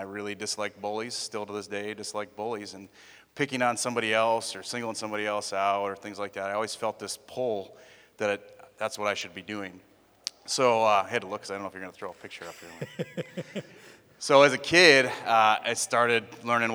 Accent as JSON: {"language": "English", "town": "Appleton", "region": "Wisconsin", "country": "United States", "tie": "born or raised there", "said": "I grew up in Appleton"}